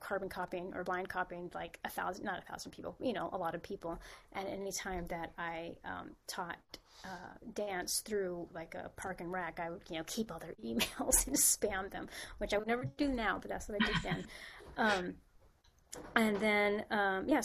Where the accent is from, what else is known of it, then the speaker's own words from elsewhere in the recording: San Francisco, California, United States; moved away as an adult; also born or lived in Spain; now in Los Angeles, United States; I was born and raised in San Francisco, and that's where I started.